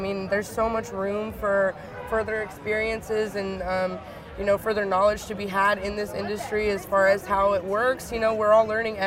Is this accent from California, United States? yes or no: yes; Bay Area, California, United States; also born or lived in Hayward / Oakland / San Ramon / Napa; when people ask me where I'm from, I usually just say the Bay Area because I have literally lived all over